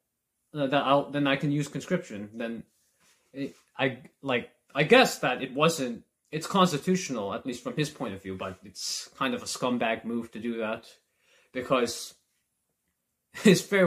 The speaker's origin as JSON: {"language": "English", "country": "Canada", "said": "as a Canadian"}